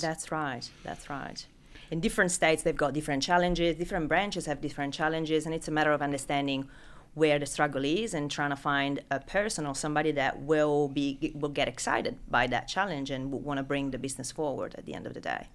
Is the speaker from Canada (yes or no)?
no; Italy; accent: Italian; English is a second language; moved away as an adult; now in Sydney, Australia; as you can pick up from name and accent, I'm not from Sydney originally. I'm, uh, I'm Italian.